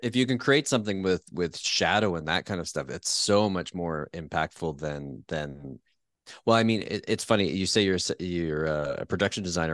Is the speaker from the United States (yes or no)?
no; Peterborough, Ontario, Canada; I grew up in a, a town called Peterborough, which is not Winnipeg